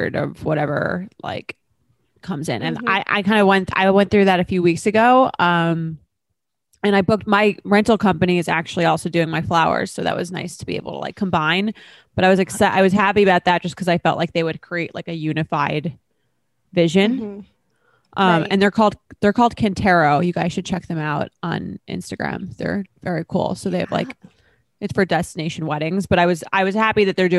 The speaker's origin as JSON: {"language": "English", "region": "New York", "country": "United States", "said": "I'm from New York"}